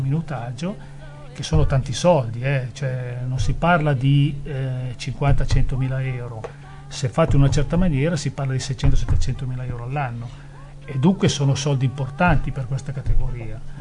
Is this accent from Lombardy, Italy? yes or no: yes; Erba, Lombardy, Italy; del mio paese di Erba